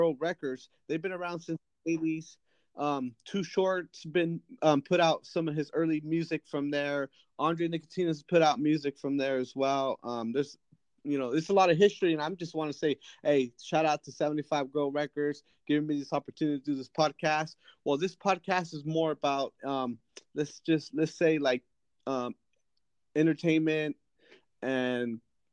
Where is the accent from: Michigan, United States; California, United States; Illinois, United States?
California, United States; Fowler; I'm from Fowler, which is a small town 9 miles south